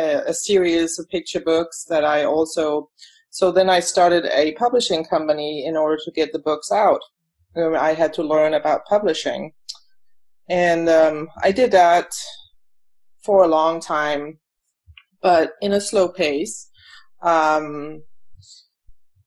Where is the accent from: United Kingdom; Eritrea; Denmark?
Denmark; moved away as an adult; now in United States; I was born in Denmark, and then I came here when I was to the U.S. when I was about 26 years old